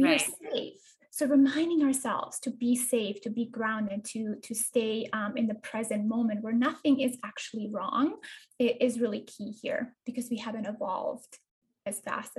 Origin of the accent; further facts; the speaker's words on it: Bosnia & Herzegovina; I am actually from Eastern Europe. I'm a girl who was, you know, born in a small town in Bosnia-Herzegovina, which is kind of nestled in between Croatia and across from Italy.